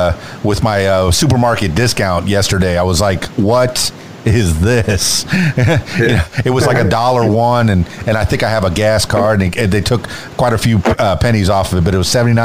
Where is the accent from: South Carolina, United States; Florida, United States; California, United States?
Florida, United States; Miami; Yeah, I'm from Miami, Florida.